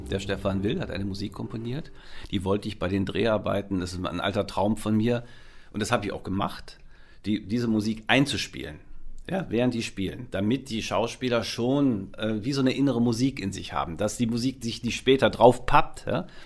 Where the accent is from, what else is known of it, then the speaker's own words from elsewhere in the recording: Düsseldorf, North Rhine-Westphalia, Germany; also ich komme aus Düsseldorf und … ja, war eine meiner Lieblingsbands.